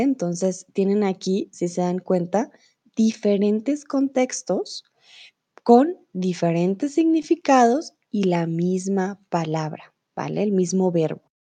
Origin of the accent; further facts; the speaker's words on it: Colombia; also born or lived in Mexico; now in Germany; yo soy de Colombia, vivo comúnmente en Alemania y ahora estoy en México